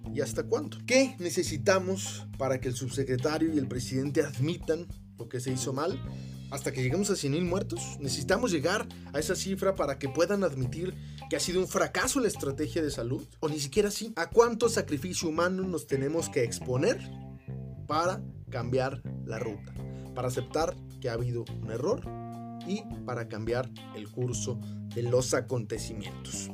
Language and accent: Spanish; Guadalajara, Jalisco, Mexico; en mi ciudad natal, Guadalajara